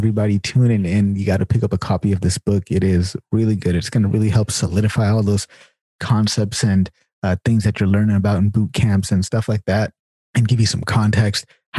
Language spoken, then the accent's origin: English; Sacramento, California, United States; I'm a Californian as well. And it's interesting because like I'm a Californian from Sacramento.